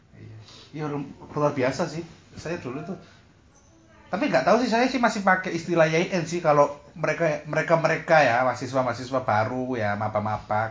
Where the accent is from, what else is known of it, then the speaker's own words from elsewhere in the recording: Surabaya, East Java, Indonesia; sebagai saya dan sebagai warga Surabaya